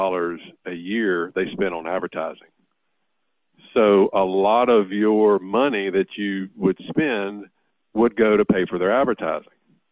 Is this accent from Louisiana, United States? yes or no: yes; Louisiana, United States; I'm from Louisiana